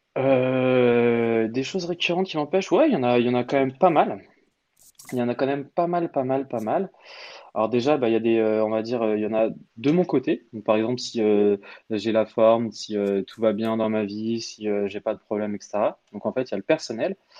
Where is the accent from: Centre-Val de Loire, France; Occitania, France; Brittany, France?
Centre-Val de Loire, France; Orléans; moved away as an adult; also born or lived in England; now in Paris, France; à la base, je suis originaire, on va dire, d'Orléans